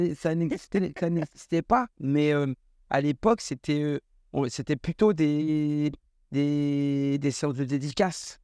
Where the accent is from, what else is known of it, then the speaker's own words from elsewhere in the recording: Tours, Centre-Val de Loire, France; je suis de Tours. Je suis originaire de la ville de Tours.